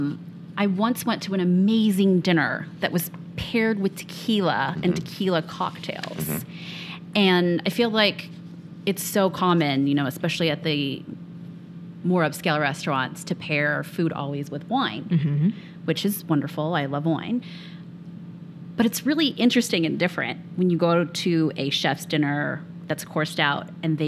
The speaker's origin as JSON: {"language": "English", "town": "Napa", "region": "California", "country": "United States", "tie": "born or raised there", "also_born_or_lived": "Bay Area", "said": "I'm from the Bay Area and I grew up in Napa area"}